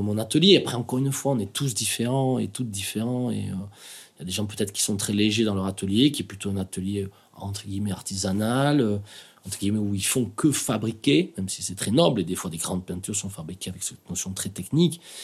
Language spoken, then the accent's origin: French; Biarritz, Nouvelle-Aquitaine, France; ici, évidemment, euh, c'est là où j'ai grandi, donc c'est à la fois euh, le Pays basque